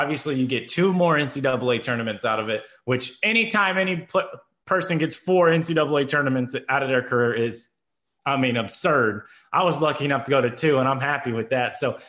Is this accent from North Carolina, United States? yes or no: yes; North Carolina, United States; you know, you leave kind of that behind growing up in North Carolina.